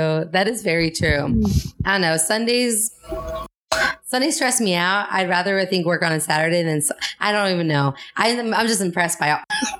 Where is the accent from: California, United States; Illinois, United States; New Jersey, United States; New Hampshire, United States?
New Jersey, United States; Cherry Hill; now in New York City, United States; So I grew up in South Jersey. It's called Cherry Hill, and it's right outside Philadelphia.